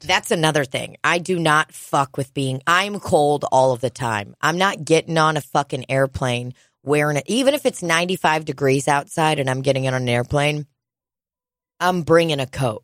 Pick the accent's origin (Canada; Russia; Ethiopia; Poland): Russia; now in United States; I grew up in Soviet Russia